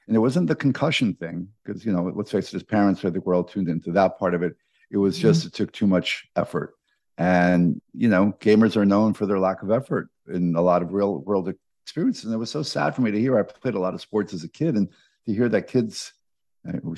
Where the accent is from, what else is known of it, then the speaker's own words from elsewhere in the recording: New York, United States; as Mets fans, when we grew up in New York